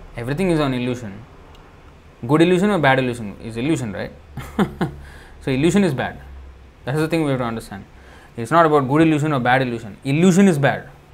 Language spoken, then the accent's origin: English; India; born or raised there; English is a second language